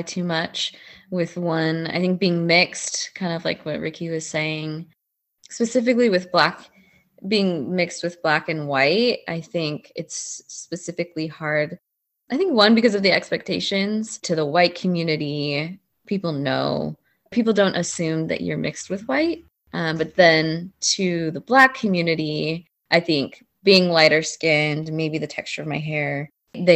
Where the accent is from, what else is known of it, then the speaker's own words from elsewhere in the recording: San Diego, California, United States; also born or lived in Utah; now in San Francisco, United States; I was born in Utah, which is where my mom grew up most of her life. But I moved to San Diego, where I grew up most of my life.